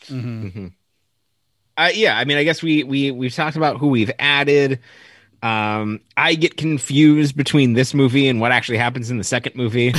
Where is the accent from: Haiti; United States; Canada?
United States; Las Vegas, Nevada; also born or lived in Los Angeles area; now in Los Angeles, United States; growing up in Vegas, me and my brother loved hockey